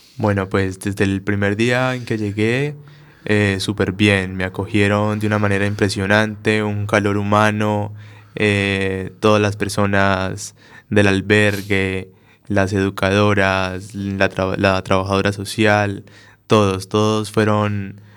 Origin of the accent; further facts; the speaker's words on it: Colombia; moved away as an adult; now in Spain; mi carrera técnica profesional que hice en Colombia